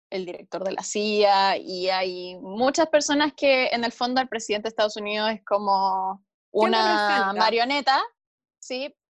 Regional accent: Chile; Acá, en Chile me pasa mucho.

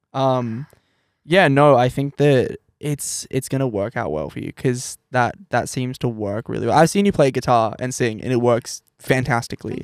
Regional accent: New South Wales, Australia; now in Brisbane, Australia; I'm, like, from New South Wales

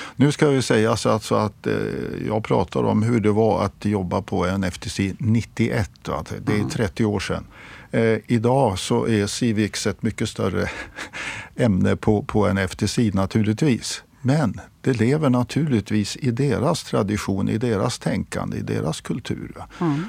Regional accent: Sweden; som svensk

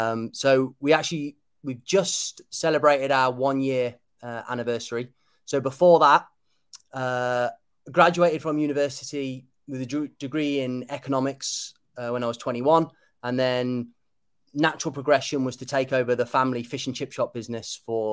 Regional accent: Kidderminster, West Midlands, United Kingdom; my dad's Cypriot, so I'm half Cypriot, but I was born and bred in Kidderminster, small town just outside of, like 40 minutes outside of Birmingham.

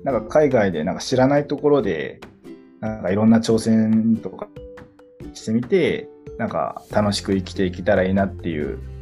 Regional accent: Kitakyushu, Fukuoka, Japan; also born or lived in Shiga / Tokyo; 生まれも育ちも福岡

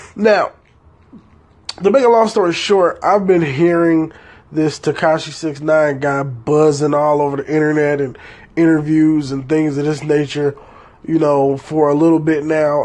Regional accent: Detroit, Michigan, United States; I was raised in Detroit, Michigan, in a highly gang affiliated type 2 areas

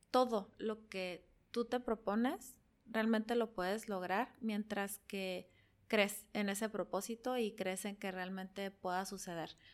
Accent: Tijuana, Baja California, Mexico; also born or lived in Yuma, Arizona; yo nací en Yuma, Arizona, pero llegué aquí a Tijuana alrededor de los dos, tres años. He vivido la mayor parte de mi vida aquí en Tijuana

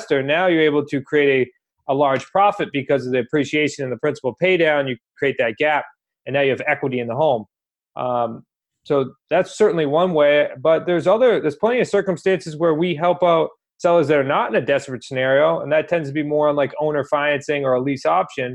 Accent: New England, United States; We're from New England.

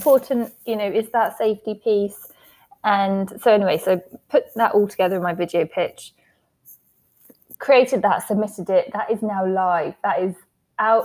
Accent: England, United Kingdom; accent: English; my random English accent

